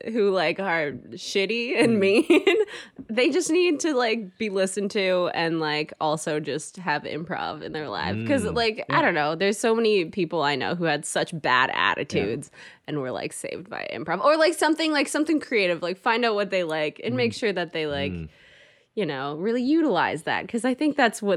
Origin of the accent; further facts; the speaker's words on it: Canada; I'm from Canada